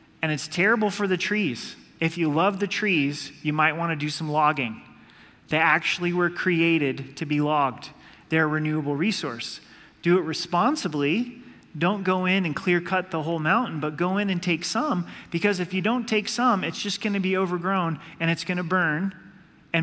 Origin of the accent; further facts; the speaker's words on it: Oregon, United States; moved away; I grew up in Oregon